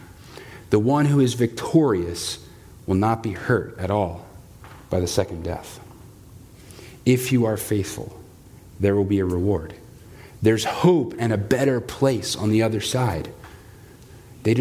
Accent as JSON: {"language": "English", "country": "United States"}